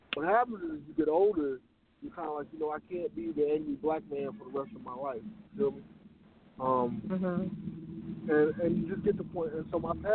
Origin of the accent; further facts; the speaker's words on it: Chicago, Illinois, United States; growing up in Chicago